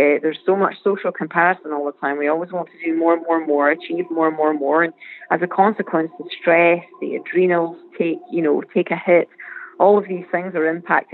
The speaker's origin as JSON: {"language": "English", "region": "Scotland", "country": "United Kingdom", "tie": "born or raised there", "accent": "Scottish", "moved": "yes", "lives_now": "San Diego, United States", "said": "growing up in Scotland, always being on the East Coast racing"}